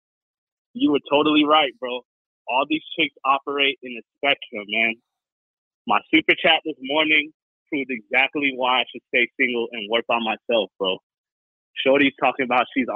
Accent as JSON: {"language": "English", "country": "United States", "said": "I'm from America"}